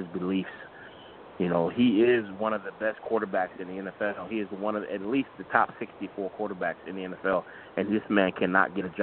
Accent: Chicago, Illinois, United States; I'm from Chicago

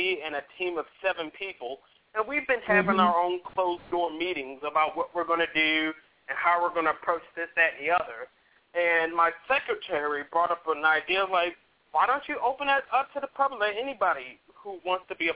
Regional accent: Maryland, United States; moved away as an adult; now in Atlanta, United States; my home state of Maryland

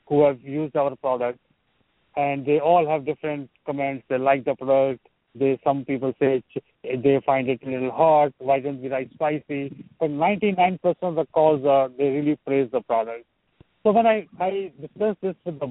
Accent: India; moved away as an adult; now in United States; I'm from India, but I'm in the United States for over a quarter of a century now.

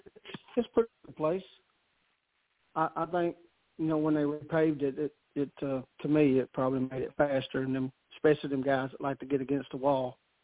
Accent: the South, United States; I'm from the South, right?

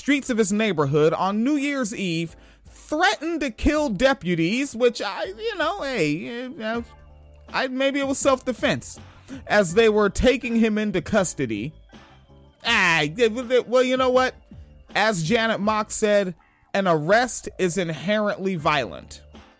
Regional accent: Spanaway, Washington, United States; I'm from Washington State. I spent my childhood in Spanaway.

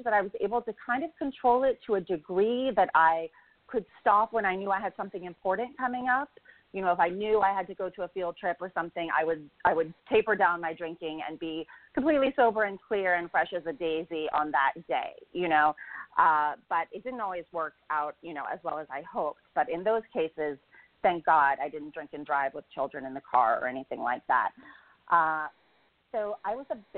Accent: Kansas, United States; now in Los Angeles, United States; I grew up in Kansas.

